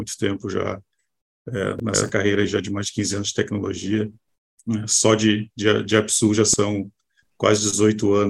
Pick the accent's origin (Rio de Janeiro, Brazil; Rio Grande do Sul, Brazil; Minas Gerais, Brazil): Rio Grande do Sul, Brazil; Caçapava do Sul; Sou, sou gaúcho, né? sou aqui. Sou do interior do estado, do Rio Grande do Sul